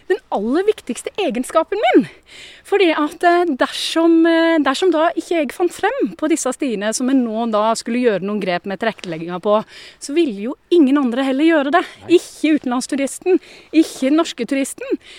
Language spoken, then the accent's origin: Norwegian; Arendal, Agder, Norway; also born or lived in Stavanger; jeg er født og oppvokst i Arendal. Men en mor som er trønder og en far som er gudbrandsdølen, bodd 13 år i Stavanger og gift med en vesttelemarking, da sklir dialekta ut.